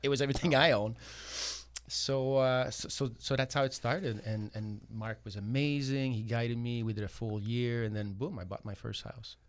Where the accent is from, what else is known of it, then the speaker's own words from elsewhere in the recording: Montreal, Quebec, Canada; moved away as an adult; now in Toronto, Canada; I'm born and raised in Montreal. I moved to Toronto.